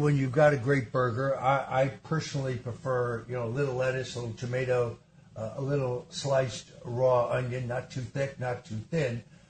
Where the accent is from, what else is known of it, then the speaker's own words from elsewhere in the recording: Norwalk, Connecticut, United States; I was born in Norwalk